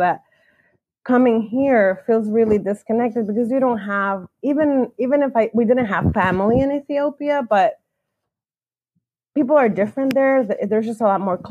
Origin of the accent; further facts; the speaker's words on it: Dominican Republic; moved away as an adult; now in New York City, United States; I am originally from the Dominican Republic and have been living outside of the Dominican Republic in various places for the last 16 years